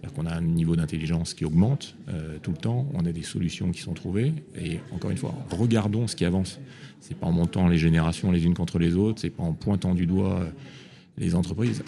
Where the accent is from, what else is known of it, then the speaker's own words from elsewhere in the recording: Réunion; je suis né à La Réunion